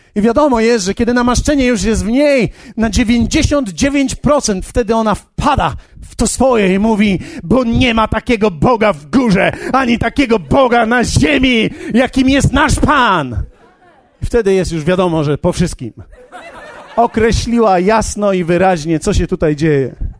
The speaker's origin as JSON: {"language": "Polish", "country": "Poland", "said": "ja jestem, jestem z Polski"}